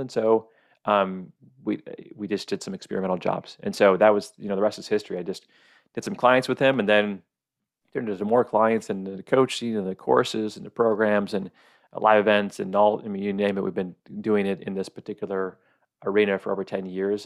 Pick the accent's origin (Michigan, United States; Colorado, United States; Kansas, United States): Michigan, United States; also born or lived in Oregon / Arizona; now in Kauai, United States; I grew up in Michigan, loved Michigan.